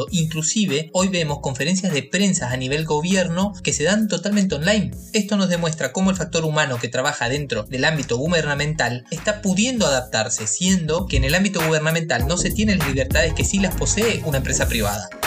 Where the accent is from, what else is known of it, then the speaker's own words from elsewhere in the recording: Argentina; now in Asunción, Paraguay; Yo soy contador público nacional, recibido en Argentina, yo soy argentino